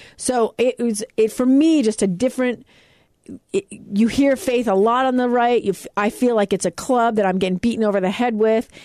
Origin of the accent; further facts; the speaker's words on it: United States; I was lucky enough to be born here.